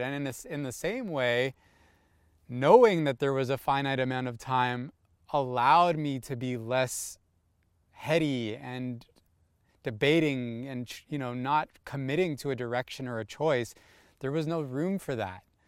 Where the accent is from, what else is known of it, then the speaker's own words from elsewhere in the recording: Toronto, Ontario, Canada; also born or lived in California; I'm born and raised in Toronto.